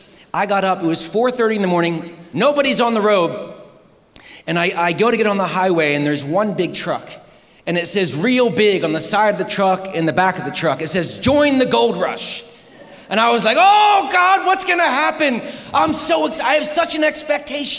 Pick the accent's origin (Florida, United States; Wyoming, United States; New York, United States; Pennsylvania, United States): Pennsylvania, United States; Harrisburg; I am from Pennsylvania in the U.S., in Harrisburg